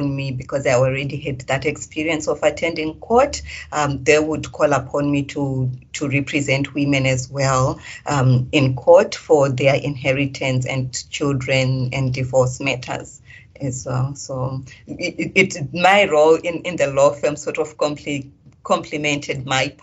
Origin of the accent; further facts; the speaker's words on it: Zimbabwe; moved away as an adult; now in Perth, Australia; When I moved from Zimbabwe to here, you know, coming from a third world country into a first world country